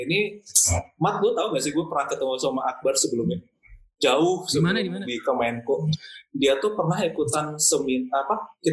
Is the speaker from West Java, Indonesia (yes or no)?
no; Gunung Kidul, Special Region of Yogyakarta, Indonesia; Jadi uh, kampungku itu di Kabupaten Gunung Kidul, eh, provinsinya di Yogyakarta.